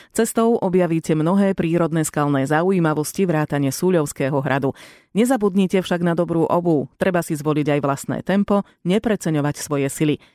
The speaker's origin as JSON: {"language": "Slovak", "town": "Žilina", "region": "Žilina Region", "country": "Slovakia", "said": "Som zo Žiliny a sa mi to páči"}